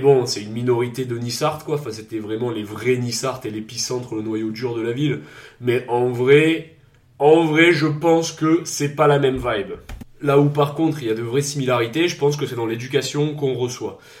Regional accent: Provence-Alpes-Côte d'Azur, France; accent: southern (south-east); je suis forcément donc euh, du sud-est, j'ai l'accent du sud, est, pas du sud-ouest

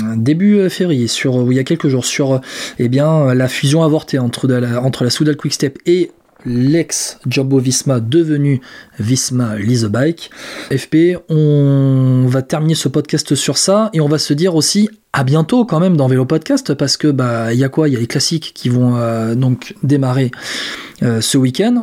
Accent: France; on est français

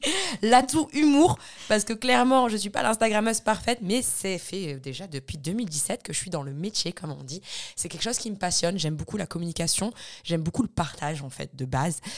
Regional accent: Valenciennes, Hauts-de-France, France; also born or lived in Bordeaux; Je suis du Nord-Pas-de-Calais, de Valenciennes, avec des origines marocaines.

